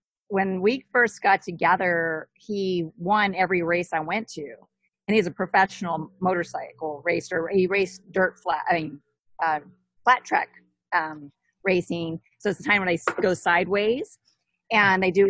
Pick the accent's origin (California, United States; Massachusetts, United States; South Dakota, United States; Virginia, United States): Virginia, United States; Southwest; moved away; Southwest Virginia, like a really super tiny town with about 3,000 people